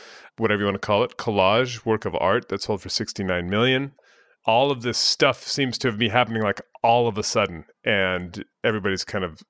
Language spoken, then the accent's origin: English; Bay Area, California, United States; moved away as an adult; also born or lived in London; I'm from the Bay Area originally, lived overseas for 15 years, moved back in 2016